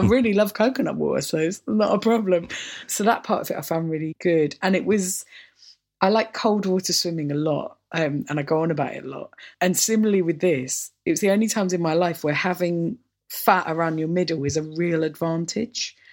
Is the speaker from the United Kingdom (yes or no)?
yes; Orpington, London, United Kingdom; also born or lived in St Mary Cray; growing up in Orpington